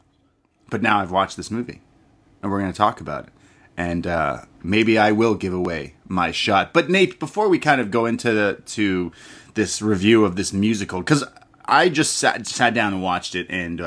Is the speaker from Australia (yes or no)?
no; Canada; I am a Canadian